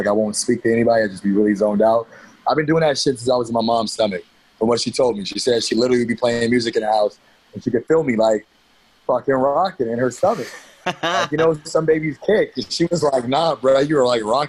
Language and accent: English; Fairfield, California, United States; from Cali, man. I was born in the Bay Area, in Fairfield, California